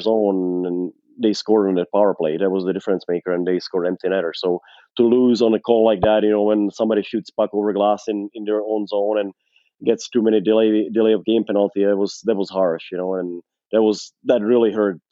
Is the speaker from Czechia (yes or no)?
yes; Czechia; moved away as an adult; now in Arizona, United States; play in my home country